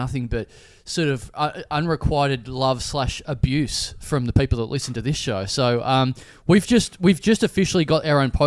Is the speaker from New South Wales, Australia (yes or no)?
no; Maryborough, Victoria, Australia; moved away; my hometown of Maryborough